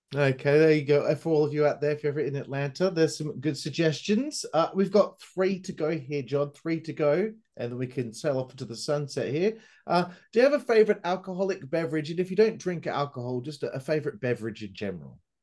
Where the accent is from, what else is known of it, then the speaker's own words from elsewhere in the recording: Perth, Western Australia, Australia; I'm from Perth, Western Australia, which uh, is known as the most isolated city in the world.